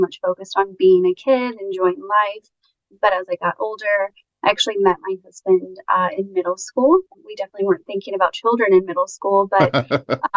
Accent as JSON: {"language": "English", "town": "Kansas City", "region": "Missouri", "country": "United States", "tie": "born or raised there", "said": "City is my hometown, born and raised"}